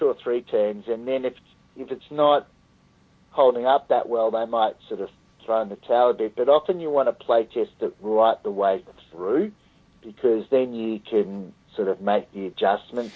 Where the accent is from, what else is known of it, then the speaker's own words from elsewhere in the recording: Australia; as an Australian